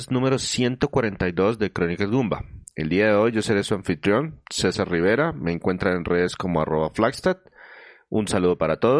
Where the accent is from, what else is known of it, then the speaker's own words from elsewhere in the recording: northwest Mexico, Mexico; Yo soy del noroeste de México.